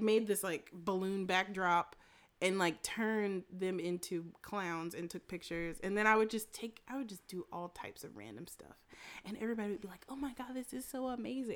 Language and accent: English; Winston-Salem, North Carolina, United States; I grew up in Winston Salem